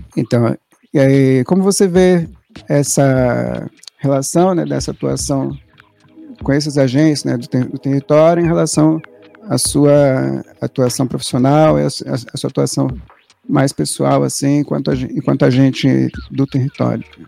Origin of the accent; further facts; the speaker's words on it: São Paulo, Brazil; eu sou daqui, eu sou daqui do Capão Redondo, nasci ali perto daquele hospital Piratininga